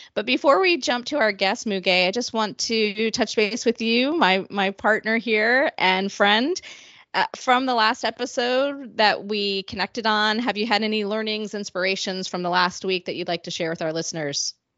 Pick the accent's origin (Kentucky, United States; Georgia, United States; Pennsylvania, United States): Pennsylvania, United States; Philadelphia; also from Philadelphia, which is my hometown